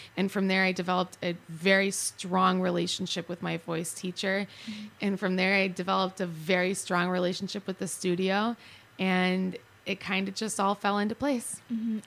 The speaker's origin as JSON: {"language": "English", "town": "Chicago", "region": "Illinois", "country": "United States", "tie": "born or raised there", "moved": "as an adult", "lives_now": "Arizona, United States", "said": "I grew up in Chicago"}